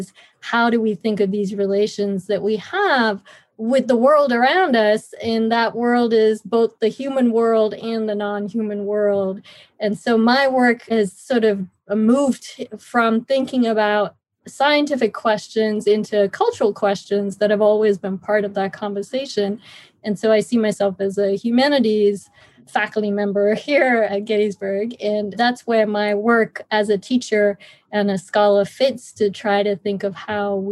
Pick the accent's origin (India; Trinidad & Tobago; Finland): India; moved away as an adult; also born or lived in United States; I grew up in India.